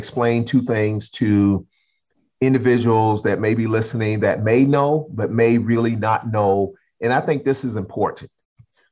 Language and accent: English; Charleston, South Carolina, United States; growing up in Charlestonville